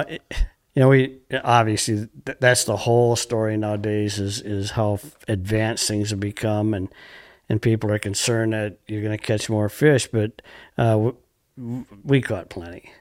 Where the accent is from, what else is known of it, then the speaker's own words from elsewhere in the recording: Montello, Wisconsin, United States; Grew up in Montello, Wisconsin, on the Fox River.